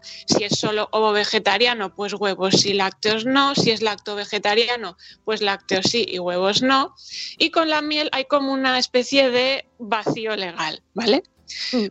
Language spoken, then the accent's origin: Spanish; Spain